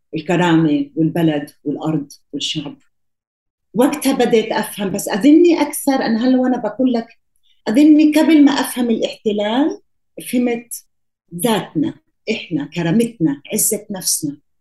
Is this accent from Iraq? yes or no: no; Palestine; moved away; also born or lived in Colombia; احنا واحنا صغار في كولومبيا المرحومين إيه، امي وابوي كانوا يحكوا معنا عربي في الدار